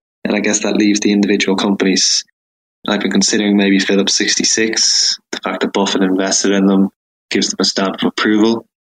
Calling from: Ireland; I'm calling from Ireland.

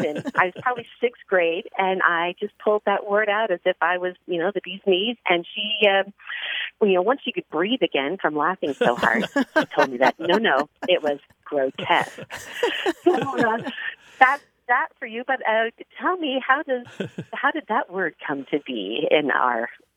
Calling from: Newbury Park, California, United States; I'm calling from Newberry Park, California.

